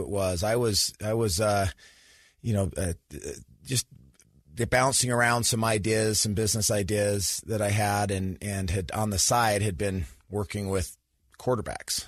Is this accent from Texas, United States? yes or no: no; Sandy, Utah, United States; I grew up in Sandy, Utah, so went to Skyline High School